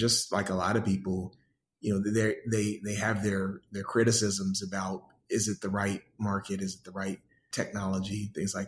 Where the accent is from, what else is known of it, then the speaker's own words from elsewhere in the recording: Pensacola, Florida, United States; also born or lived in Detroit, Michigan; now in Atlanta, United States; I grew up in Pensacola, Florida. Was born in Detroit, but from the first grade up, my mother's hometown is Pensacola